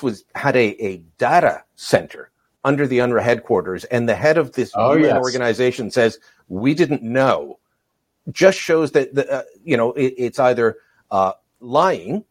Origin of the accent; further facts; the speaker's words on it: Canada; I was from Canada